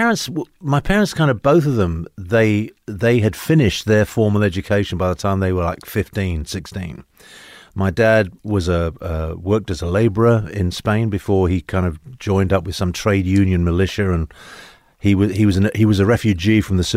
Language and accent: English; London, United Kingdom; moved away as an adult; now in United States; I grew up in London. My background is basically my father was Spanish, my mother was Italian.